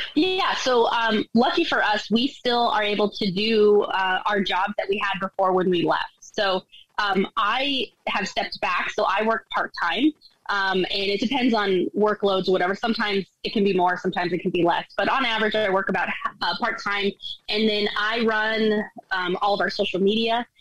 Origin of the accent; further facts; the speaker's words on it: Colorado, United States; moved away as an adult; Steve and I were both born and raised in Colorado